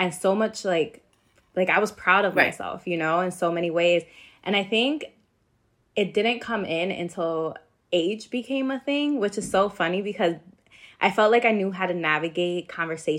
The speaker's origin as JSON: {"language": "English", "town": "New York City", "region": "New York", "country": "United States", "tie": "born or raised there", "said": "growing up in New York City"}